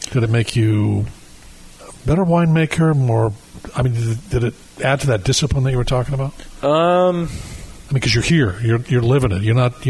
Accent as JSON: {"language": "English", "region": "Michigan", "country": "United States", "moved": "yes", "lives_now": "California, United States", "said": "I'm from Michigan. And what I knew from wine before I moved to California 20 years ago was wine in a box."}